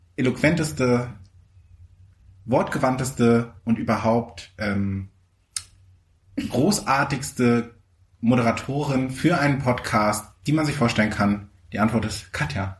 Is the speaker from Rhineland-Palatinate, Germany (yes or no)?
no; Mecklenburg-Vorpommern, Germany; ich kam halt wirklich aus Mecklenburg-Vorpommern